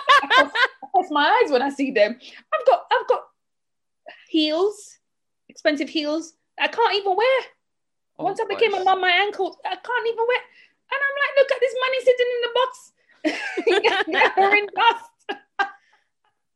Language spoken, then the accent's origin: English; Jamaica; moved away; I'm Jamaican, and in our culture, we don't grow up having much access to loans